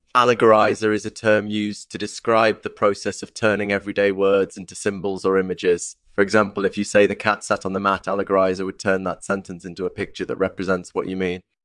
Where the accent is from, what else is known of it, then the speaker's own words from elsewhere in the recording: Maine, United States; I was born and raised in Maine